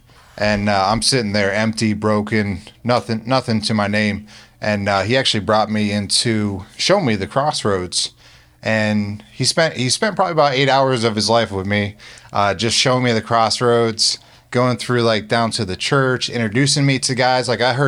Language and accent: English; Pennsylvania, United States; now in Florida, United States; In Northeast Pennsylvania.